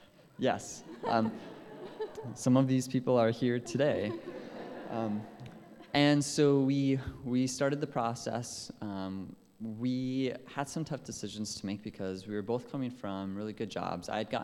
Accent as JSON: {"language": "English", "region": "Minnesota", "country": "United States", "tie": "born or raised there", "accent": "Minnesotan", "said": "I grew up in northern Minnesota. I've lost most of my accent, but it still comes out every once in a while if I am around people, especially with a little bit of a Canadian or Minnesotan."}